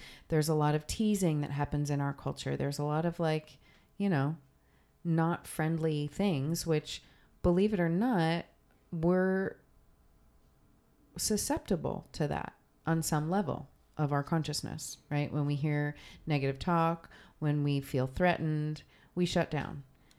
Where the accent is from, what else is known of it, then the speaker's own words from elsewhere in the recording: New Jersey, United States; I'm from New Jersey. It's plenty cold in New Jersey.